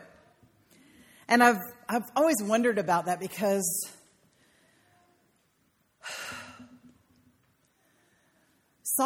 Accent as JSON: {"language": "English", "country": "United States", "said": "I'm from Carolina"}